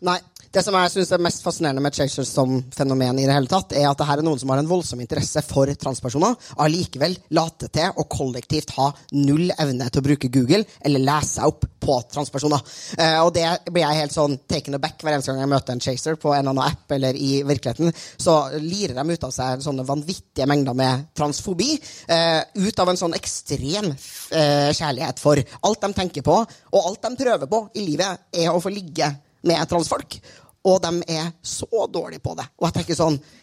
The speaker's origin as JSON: {"language": "Norwegian", "region": "Trøndelag", "country": "Norway", "said": "jeg er jo trønder, som dere hører"}